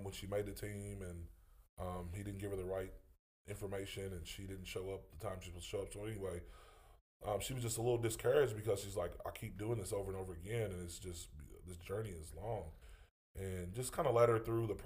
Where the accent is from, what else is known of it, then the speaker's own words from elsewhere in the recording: western part near Bowling Green, Kentucky, United States; I'm western part over by Bowling Green